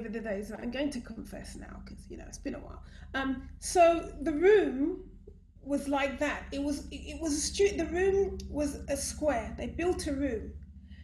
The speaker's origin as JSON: {"language": "English", "region": "London", "country": "United Kingdom", "tie": "born or raised there", "said": "I was raised in Brixton."}